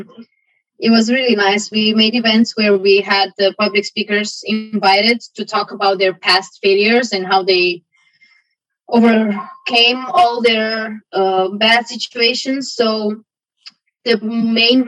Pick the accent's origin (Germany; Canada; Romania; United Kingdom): Romania; moved away as an adult; also born or lived in Aarhus, Denmark; now in Denmark; back in my home country, and not the whole country, you know, like I can't speak for the whole country, but where I come from, you know, you have a small bubble where you come from, and that was what was defining my life, you know. It doesn't apply to the whole country of Romania